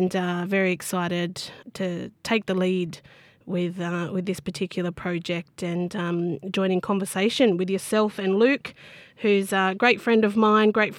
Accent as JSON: {"language": "English", "area": "Bundjalung Nation, North Coast", "region": "New South Wales", "country": "Australia", "said": "Very proud Bundjalung woman from both the Ngiyambul and Arakul people of the Bundjalung Nation here on the North Coast"}